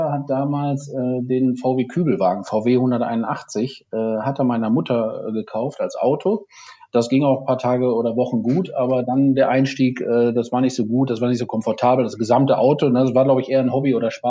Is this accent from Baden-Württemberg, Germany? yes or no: yes; Aalen, Baden-Württemberg, Germany; Mercedes-Händler aus meiner Heimatstadt Aalen